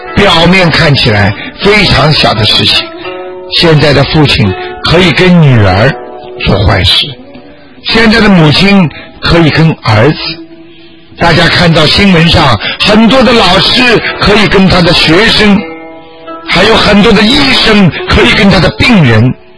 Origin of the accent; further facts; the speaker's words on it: China; 我们中国人